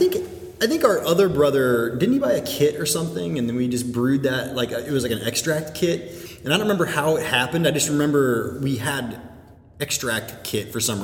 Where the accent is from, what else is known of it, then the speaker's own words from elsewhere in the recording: St. Louis, Missouri, United States; moved away as an adult; now in Nashville, United States; we're from the St. Louis area originally.